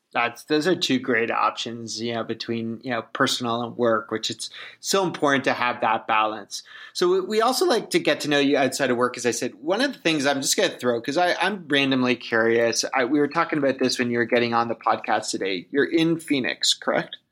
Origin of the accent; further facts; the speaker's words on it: Canada; I'm Canadian.